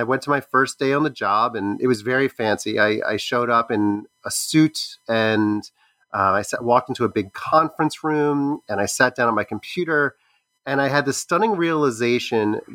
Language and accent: English; Baltimore, Maryland, United States; I grew up in Baltimore, Maryland